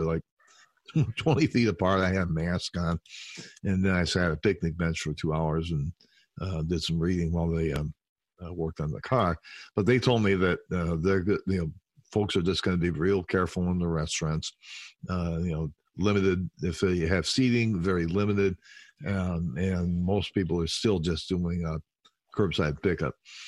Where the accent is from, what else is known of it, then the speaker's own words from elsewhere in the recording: Chicago, Illinois, United States; also born or lived in Sturgeon Bay, Wisconsin; We are from Chicago primarily. …, …, and I are all mainly from the Chicago area, though I am hunkered down way up in northern Wisconsin in Sturgeon Bay.